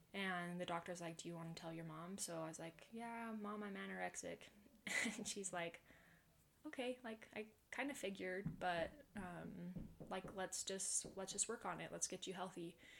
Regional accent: Pleasant Grove, Utah, United States; I'm from Pleasant Grove, and I've woo, lived woo. here my whole life.

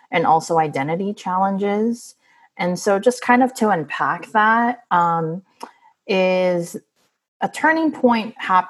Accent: San Francisco, California, United States; I was born and raised in San Francisco

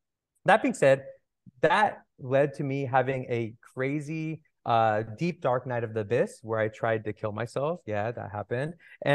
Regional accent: Toronto, Ontario, Canada; also born or lived in California; I grew up in Toronto and California.

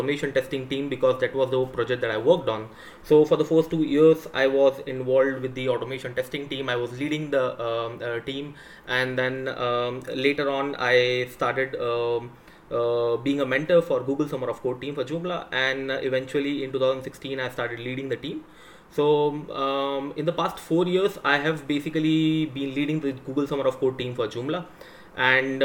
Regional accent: India; I am from India

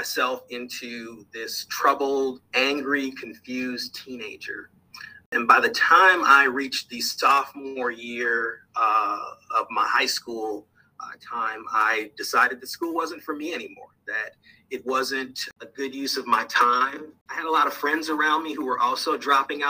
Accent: Minneapolis, Minnesota, United States; moved away as an adult; now in St. Louis, United States; I was born in Minneapolis, Minnesota

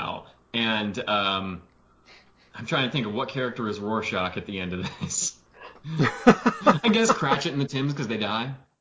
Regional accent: United States; I'm an American

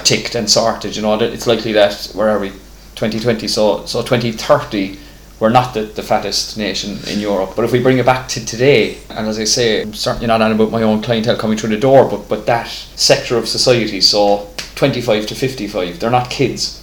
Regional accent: Ireland

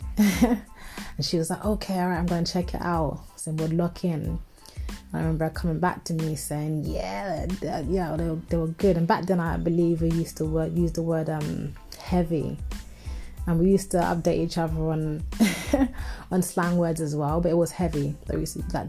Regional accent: London, United Kingdom; I'm from North London in Tottenham.

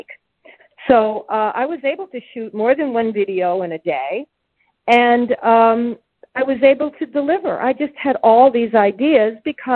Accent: United States; as an American girl

